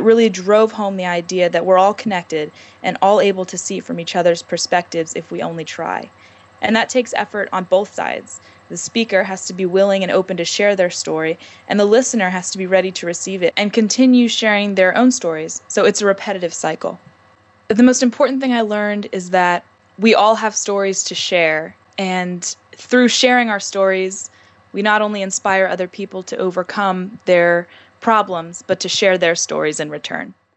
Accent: Annapolis, Maryland, United States; I'm from Annapolis, Maryland

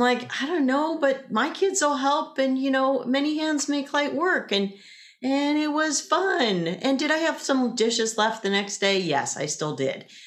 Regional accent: the South, United States; 'cause I grew up in the South too

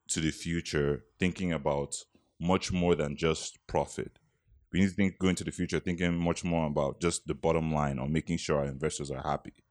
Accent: Nigeria; moved away; as a Nigerian

